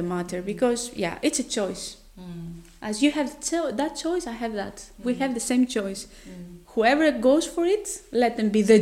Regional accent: Greece; moved away as an adult; also born or lived in Netherlands; now in Oslo, Norway; I'm coming from Greece

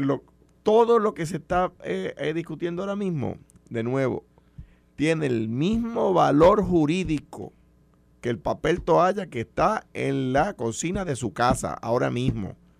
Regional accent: Puerto Rico; Yo soy un puertorriqueño con ciudadanía americana. No soy un americano que nació en Puerto Rico

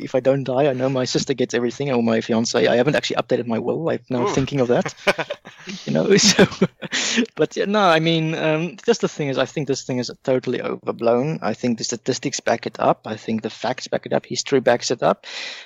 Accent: Pretoria, Gauteng, South Africa; I'm from Pretoria

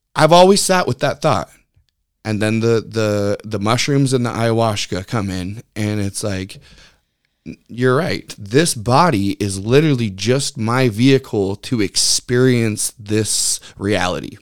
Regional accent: Lynnwood, Washington, United States; I grew up in Linwood, Edmonds area, so growing up at the beach

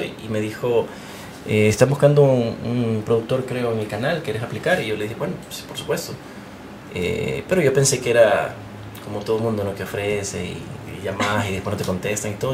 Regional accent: Honduras; moved away as an adult; now in United States; Yo soy hondureño

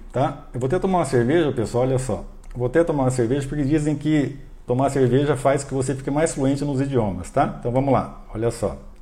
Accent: Brazil; nós brasileiros

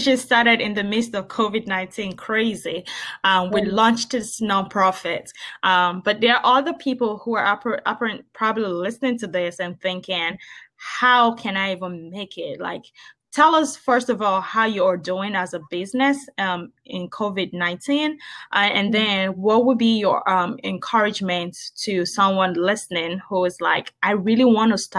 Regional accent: Nigeria; moved away; I'm Nigerian originally

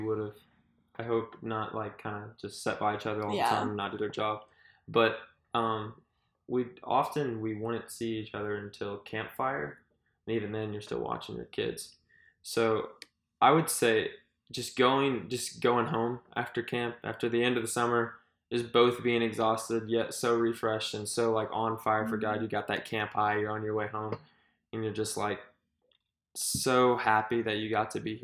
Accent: Missouri, United States; we came from Missouri

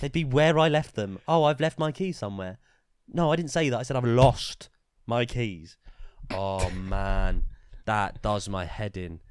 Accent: Luton, East of England, United Kingdom; Luton is a town. We're from Luton.

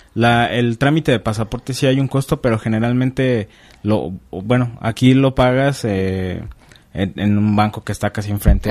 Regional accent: Mexico; como mexicanos

